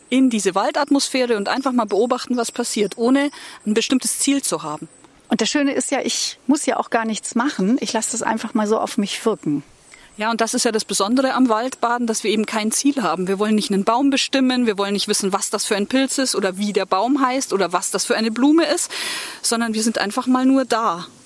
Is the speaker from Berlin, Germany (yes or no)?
no; Munich, Bavaria, Germany; ich bin in München aufgewachsen